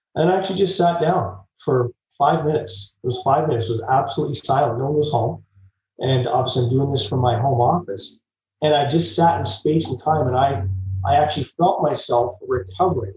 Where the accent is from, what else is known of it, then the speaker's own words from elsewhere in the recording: Vancouver, British Columbia, Canada; moved away; also born or lived in Calgary, Alberta; I grew up in Vancouver and then moved to Calgary by the Rocky Mountains